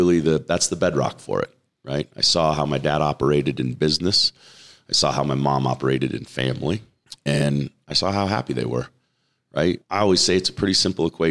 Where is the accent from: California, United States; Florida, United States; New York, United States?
California, United States; Torrance; moved away as an adult; now in Las Vegas, United States; I was born and raised in Southern California, in Torrance, California